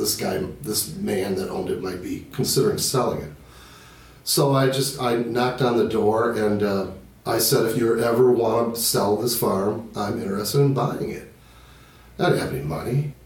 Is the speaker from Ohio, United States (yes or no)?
no; Libertyville, Illinois, United States; I am originally from Libertyville, Illinois, which is 40 miles northwest of Chicago